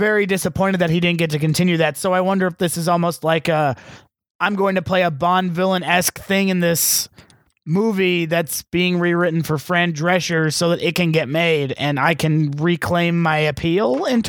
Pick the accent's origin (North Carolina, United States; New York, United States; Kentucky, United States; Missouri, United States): New York, United States; Long Island; I'm from Long Island.